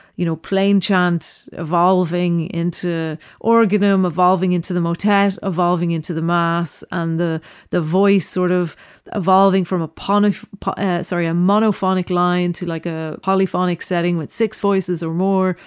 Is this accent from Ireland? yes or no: yes; Dublin, Leinster, Ireland; also born or lived in Berlin / New York / Venice / Roscommon; now in London, United Kingdom; I was born in Dublin, uh, grew up in Dublin